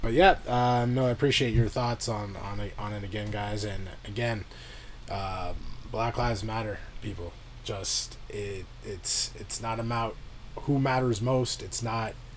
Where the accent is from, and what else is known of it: Canada